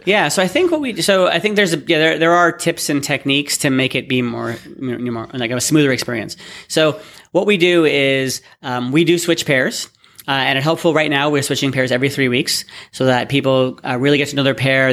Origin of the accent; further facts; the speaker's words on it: Toronto, Ontario, Canada; also born or lived in Waterloo / Austin; I'm from, born and bred in Toronto